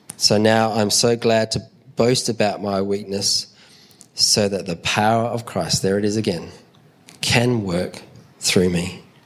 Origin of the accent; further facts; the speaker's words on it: Adelaide, South Australia, Australia; we're from Adelaide and Adelaide Airport's small